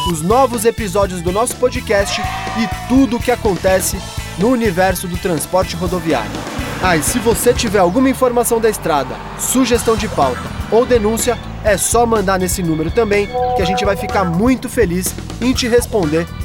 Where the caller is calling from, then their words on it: São Paulo, Brazil; sou de São Paulo.